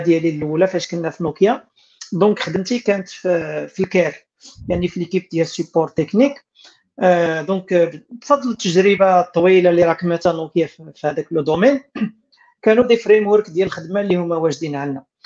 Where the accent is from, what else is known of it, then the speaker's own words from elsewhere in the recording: Morocco; عندنا في المغرب